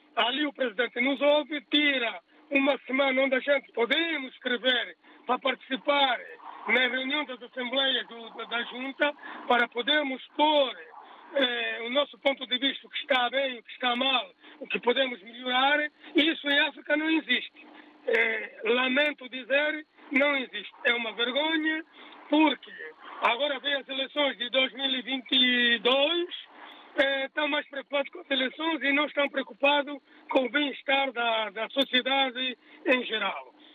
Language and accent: Portuguese; Portugal; also born or lived in Angola (origins); cá em Portugal, né, eu nasci português